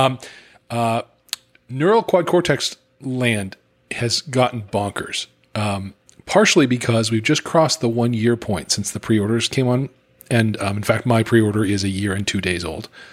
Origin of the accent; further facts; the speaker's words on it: United States; as an American